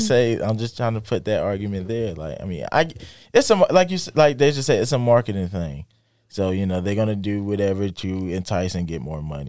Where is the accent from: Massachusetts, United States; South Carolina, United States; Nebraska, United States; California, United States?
South Carolina, United States; Lake City; my hometown, Lake City, South Carolina